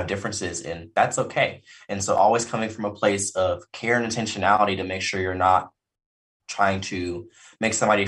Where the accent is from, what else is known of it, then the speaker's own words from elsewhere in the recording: Owasso, Oklahoma, United States; also born or lived in Fort Worth, Texas; born and raised here in Oklahoma. I'm specifically from Owosso, which is a suburb of Tulsa